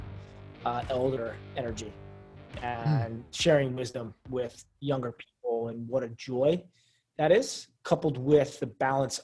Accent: Central New Jersey, United States; also born or lived in Philadelphia; I grew up in Central New Jersey, East Coast

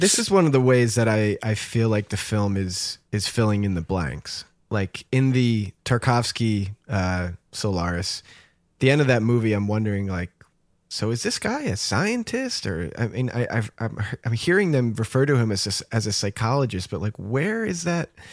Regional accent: New Jersey, United States; growing up in New Jersey, like we didn't go very far

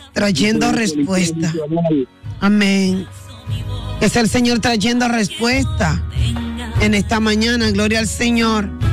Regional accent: Dominican Republic; nosotros como dominicanos

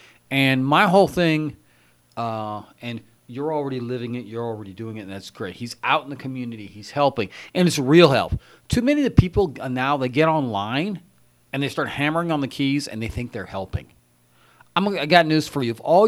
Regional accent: San Bernardino, California, United States; I'm born and raised in San Bernardino. I don't work in San Bernardino

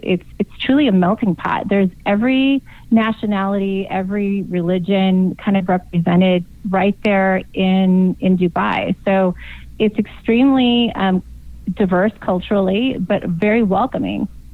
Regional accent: Yuma, Arizona, United States; also born or lived in San Diego, California; I was born in San Diego, so technically, I am a California girl. I just grew up in Arizona.

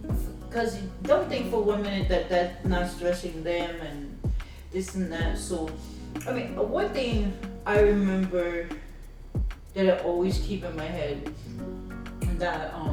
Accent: Jamaica; but you're black and I'm Jamaican.

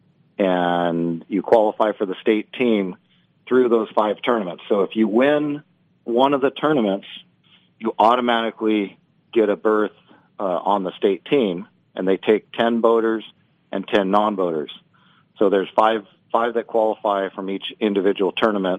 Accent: Oakdale, California, United States; I'm from Oakdale, California, located in the Central Valley, right near Modesto

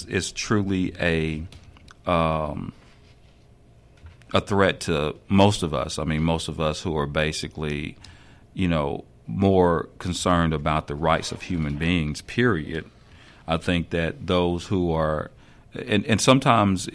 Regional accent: the South, United States; moved away as an adult; I was born and raised in the South

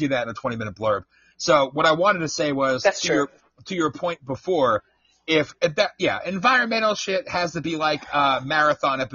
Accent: the North, United States; moved away; also born or lived in the South, United States; I'm from the North

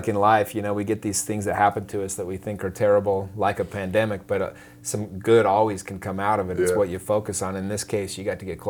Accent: Utah, United States; I'm from Utah

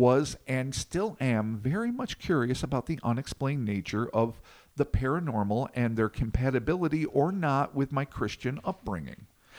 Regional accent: São Paulo, Brazil; I was born in Brazil, and for a very large portion of my life in a small town in rural Sao Paulo, the state of Sao Paulo, not the city, of about 70,000 people.

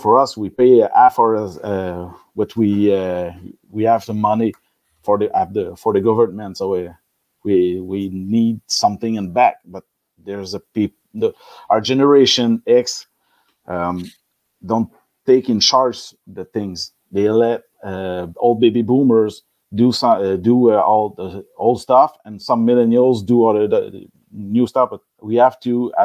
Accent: Quebec, Canada; first language French; English is a second language; we were raised with a band in Quebec in '90s that play metal and speak French

